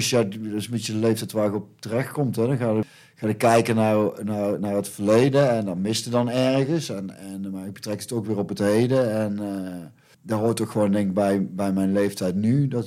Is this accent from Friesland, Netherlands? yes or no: no; North Brabant, Netherlands; ik kom uit Brabant en dat is een katholieke provincie.